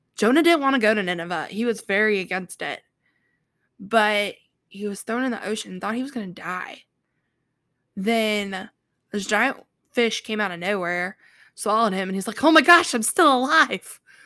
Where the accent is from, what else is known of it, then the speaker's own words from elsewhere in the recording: North Carolina, United States; accent: Southern; I am from North Carolina, so I have sometimes a Southern accent